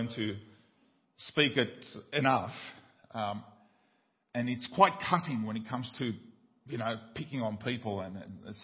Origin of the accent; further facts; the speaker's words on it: Paraguay; moved away; when I grew up in Paraguay